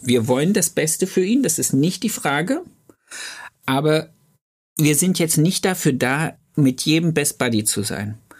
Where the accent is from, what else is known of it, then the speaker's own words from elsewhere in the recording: Thuringia, Germany; now in Ludwigsburg, Germany; ich komme ja aus dem Osten Deutschlands, aus Thüringen